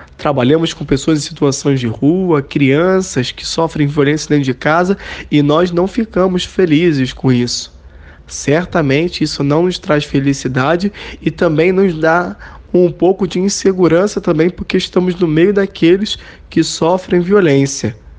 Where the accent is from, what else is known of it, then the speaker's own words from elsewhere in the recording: Rio de Janeiro, Brazil; accent: carioca; eu tenho um sotaque bastante carregado, né? Muito bem, eu sou carioca